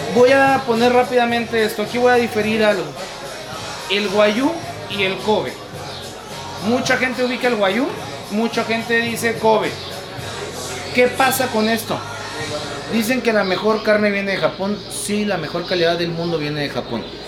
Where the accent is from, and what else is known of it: Mexico